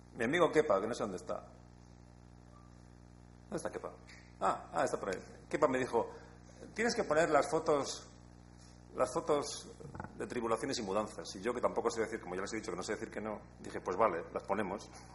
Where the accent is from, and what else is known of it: Basque Country, Spain